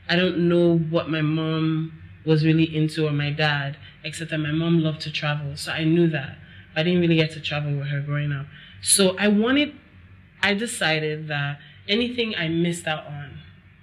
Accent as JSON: {"language": "English", "country": "United States", "tie": "born or raised there", "moved": "as an adult", "lives_now": "Nigeria", "said": "I grew up in America"}